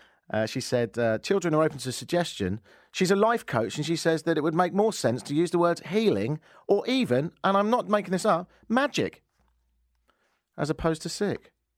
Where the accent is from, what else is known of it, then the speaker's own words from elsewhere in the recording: London, United Kingdom; They said, where are you from? I said, London.